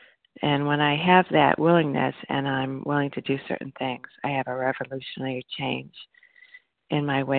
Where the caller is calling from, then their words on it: Illinois, United States; from Northwest Illinois.